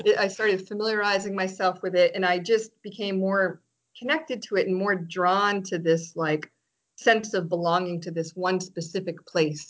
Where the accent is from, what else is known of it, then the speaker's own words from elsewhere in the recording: Biddeford, Maine, United States; first language French; moved away as an adult; now in Canada; I grew up in Biddeford